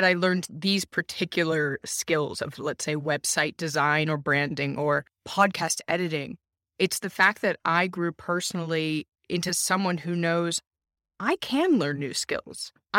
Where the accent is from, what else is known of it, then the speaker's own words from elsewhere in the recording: United States; now in Germany; I'm an American, married to a Finn, raising kids in Germany. I lived all around the US growing up. My parents also lived abroad. My father was multilingual.